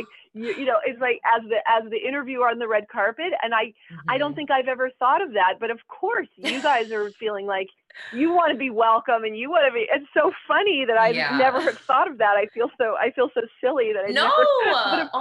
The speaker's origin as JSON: {"language": "English", "town": "Los Angeles", "region": "California", "country": "United States", "tie": "born or raised there", "said": "I was raised in Los Angeles"}